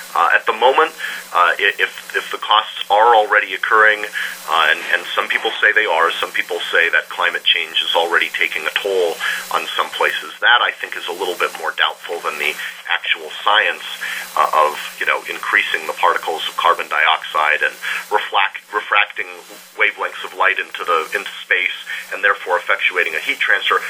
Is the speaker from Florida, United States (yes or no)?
no; Montana, United States; moved away as an adult; also born or lived in East Africa; I'd moved back to Montana where I'd originally grown up.